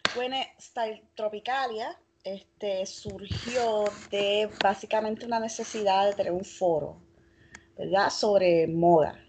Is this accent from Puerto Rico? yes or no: yes; Arecibo, Puerto Rico; yo soy de Arecibo y de Atillo